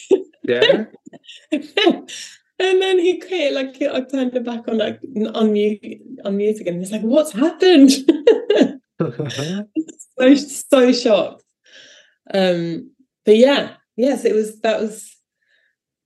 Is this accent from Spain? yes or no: no; Sweden; now in United Kingdom; I'm from Sweden